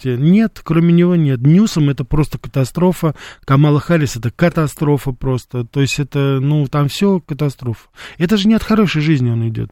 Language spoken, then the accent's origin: Russian; Russia; я журналист из России